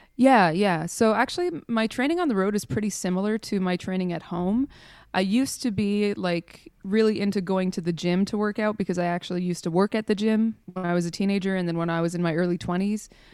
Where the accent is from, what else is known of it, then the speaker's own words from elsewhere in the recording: Montreal, Quebec, Canada; moved away as an adult; now in Europe; I was born in Montreal, in Canada.